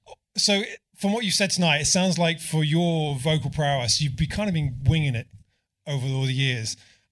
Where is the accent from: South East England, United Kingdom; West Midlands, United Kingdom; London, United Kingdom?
South East England, United Kingdom; Southampton; I'm from Southampton.